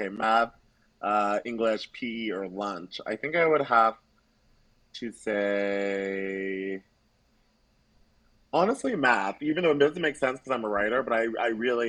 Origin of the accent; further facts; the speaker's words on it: Savannah, Georgia, United States; also born or lived in Atlanta, Georgia; I am from Georgia. I was born and raised in Savannah area